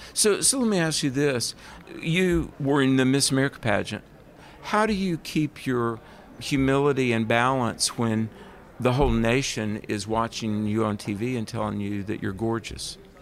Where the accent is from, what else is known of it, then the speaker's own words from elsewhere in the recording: the South, United States; accent: southern; I'm from the South.